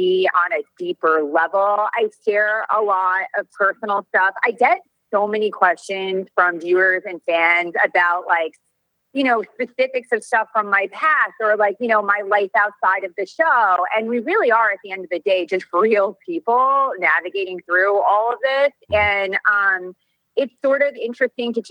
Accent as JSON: {"language": "English", "region": "New York", "country": "United States", "moved": "yes", "lives_now": "Orange County, United States", "said": "it's just the way I was brought up. I'm like a New Yorker"}